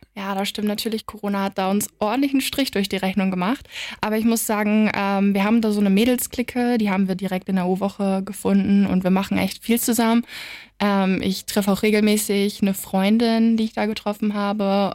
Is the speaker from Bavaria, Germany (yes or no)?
no; Wiesmoor, Lower Saxony, Germany; moved away as an adult; now in Wilhelmshaven, Germany; aus Wismar. Das ist so 30 Minuten mit dem Auto von hier